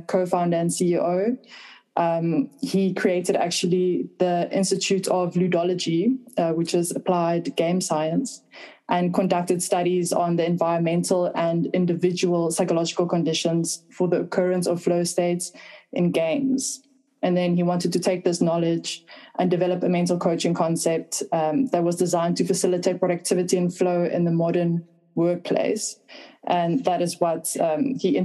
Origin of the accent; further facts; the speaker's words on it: South Africa; moved away; also born or lived in Düsseldorf, Germany / Berlin, Germany; I'm originally South African